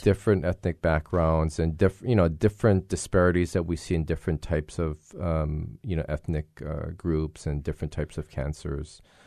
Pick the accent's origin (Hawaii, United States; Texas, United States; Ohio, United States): Hawaii, United States; Hilo; growing, growing up in Hilo